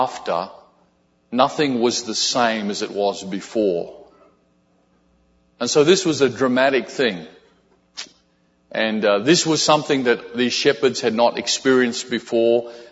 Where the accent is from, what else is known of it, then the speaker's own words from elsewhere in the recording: Australia; also born or lived in Brisbane, Australia; some folks from our church in Brisbane, Australia